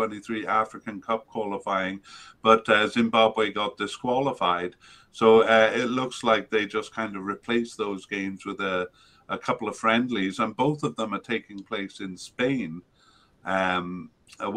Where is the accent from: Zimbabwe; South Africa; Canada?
Canada; as a Canadian